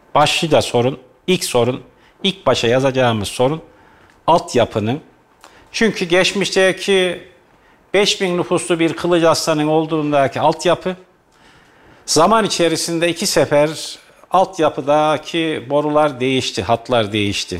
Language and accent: Turkish; Kayseri, Kayseri Province, Turkey; Eski Kayserimizde mahallemizde de eskiden